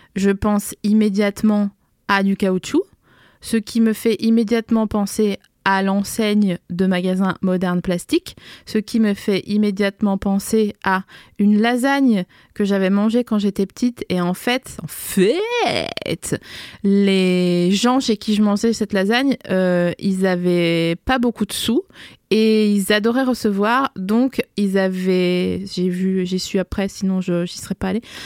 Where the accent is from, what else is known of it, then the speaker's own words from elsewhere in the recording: Vosges and Alsace, Grand Est, France; moved away as an adult; also born or lived in Lille; je suis née dans les Vosges le 22 février 1984. J'ai grandi entre les Vosges et l'Alsace.